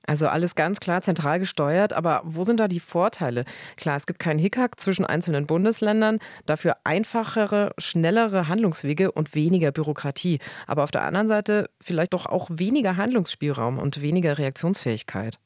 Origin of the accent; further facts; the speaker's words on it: Germany; bei uns in Deutschland